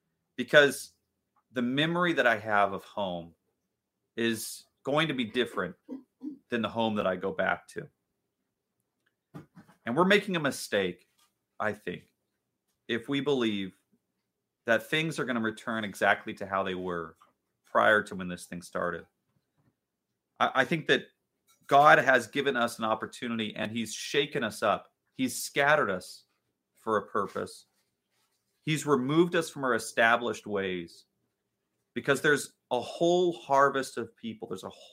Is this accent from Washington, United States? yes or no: yes; Richmond Beach, Washington, United States; I grew up in Richmond Beach, which is a suburb of Shoreline, Washington, which is a suburb of Seattle, basically, just north of Seattle, Washington. And the house that I grew up in, I loved that house.